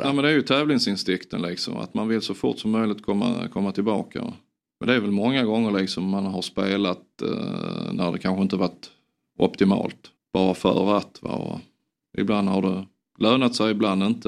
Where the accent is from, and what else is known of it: Sweden